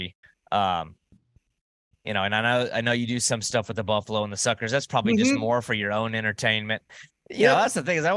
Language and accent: English; the South, United States; I'm like born and raised in the South